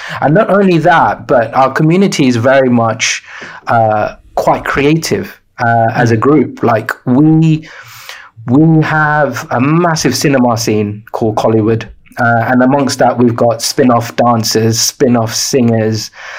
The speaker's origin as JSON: {"language": "English", "country": "Sri Lanka", "tie": "born there", "said": "I was born in Sri Lanka. My parents are Sri Lankan."}